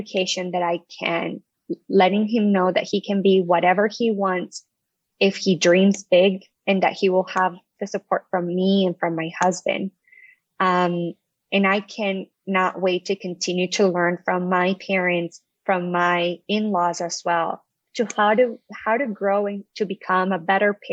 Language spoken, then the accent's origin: English; Colombia; moved away as an adult; also born or lived in New York, United States; now in Connecticut, United States; I was born and raised in Colombia, South America